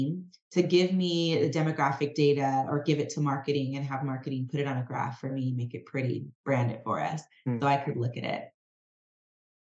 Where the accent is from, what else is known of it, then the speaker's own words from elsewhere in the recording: United States; also born or lived in California; as an American, born in America, as a Black woman